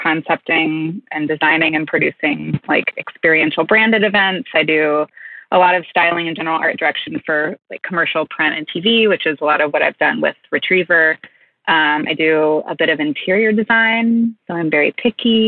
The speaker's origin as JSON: {"language": "English", "region": "Kentucky", "country": "United States", "tie": "born or raised there", "said": "I'm from Kentucky. I grew up like in horse country."}